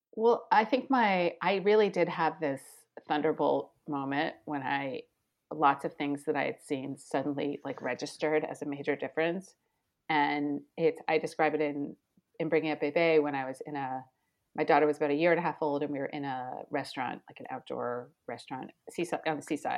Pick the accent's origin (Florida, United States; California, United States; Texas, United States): Florida, United States; Miami; moved away as an adult; also born or lived in Argentina / Mexico / Brazil; now in Paris, France; I grew up in Miami